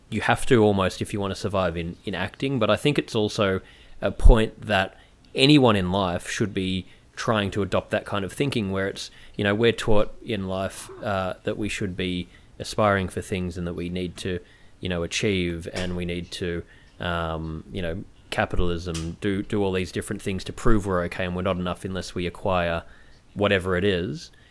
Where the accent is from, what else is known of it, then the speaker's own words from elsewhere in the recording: Melbourne, Victoria, Australia; I'm from Melbourne as well, and I was back in Melbourne during the whole lockdown